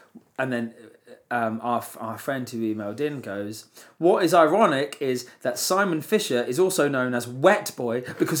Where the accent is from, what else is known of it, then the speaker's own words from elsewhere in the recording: Woodbridge, East of England, United Kingdom; I came from Woodbridge. It's Cress where I came from. A little bit more upmarket.